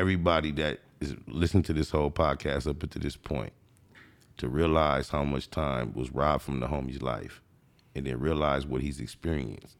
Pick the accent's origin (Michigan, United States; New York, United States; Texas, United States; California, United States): California, United States; Compton; I was born and raised in Compton